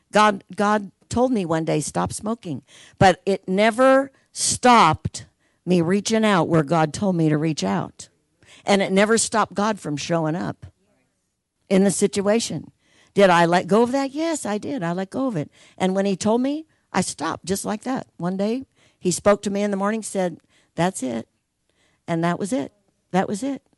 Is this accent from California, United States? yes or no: no; Logansport, Indiana, United States; in Logansport, where I'm from, the city of Logansport gave them a school building and they just started Heartland in Logansport, my hometown